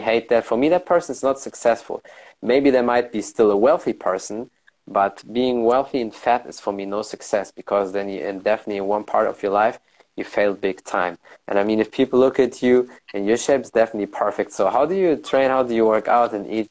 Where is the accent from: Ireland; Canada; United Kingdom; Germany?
Germany; I was born and raised in Germany.